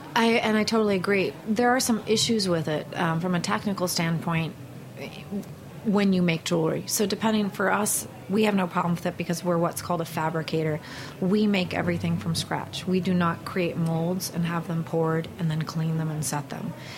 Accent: Northern California outside Berkeley, United States; I grew up in Northern California outside Berkeley

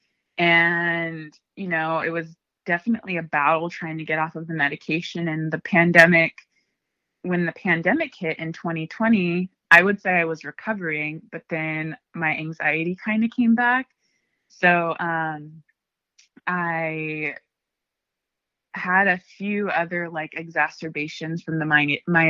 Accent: Ventura County, California, United States; also born or lived in Oxnard; I'm from Ventura County

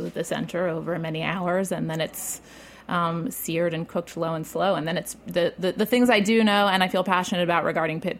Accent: Baltimore, Maryland, United States; I grew up in Roland Park, which is like technically within the city

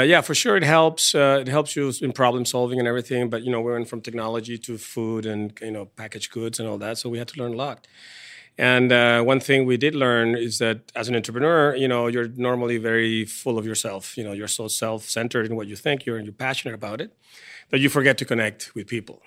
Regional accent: Venezuela; moved away as an adult; also born or lived in Paris; now in San Diego, United States; I'm from Venezuela

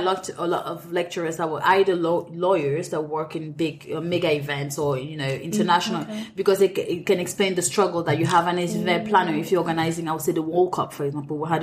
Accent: Cameroon; moved away as an adult; also born or lived in France / Edinburgh, United Kingdom; now in London, United Kingdom; I'm Cameroonian. I grew up in Cameroon

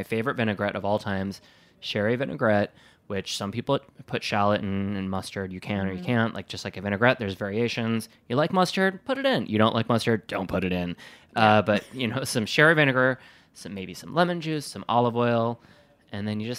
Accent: Wisconsin, United States; I always say, like, I'm from Wisconsin. I don't need a hat or gloves.

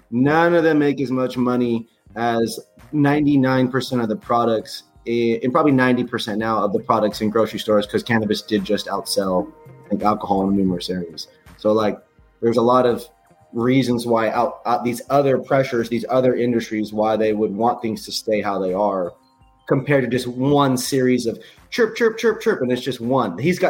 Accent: Renton, Washington, United States; now in Los Angeles, United States; I'm not from Washington State. I grew up there, lived there, became who I am there. I am from Renton, Kent area.

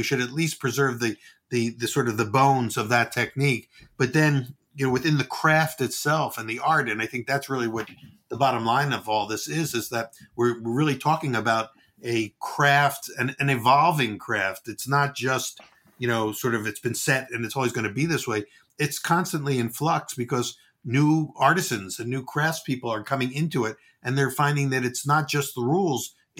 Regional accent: New York, United States; because I'm from New York and I do what I want to do.

